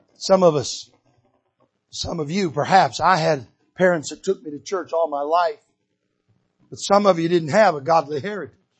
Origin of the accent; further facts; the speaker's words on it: Michigan, United States; when I was a little boy growing up in Michigan, barefooted running out in the woods.